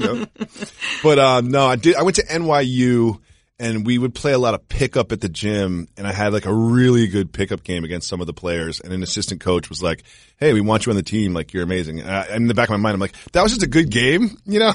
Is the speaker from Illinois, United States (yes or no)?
no; Amherst, Massachusetts, United States; moved away; also born or lived in New York; I grew up in, um, Amherst, Massachusetts